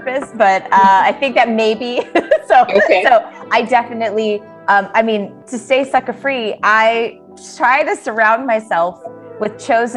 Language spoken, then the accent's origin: English; United States; I'm mixed race. So I'm Japanese American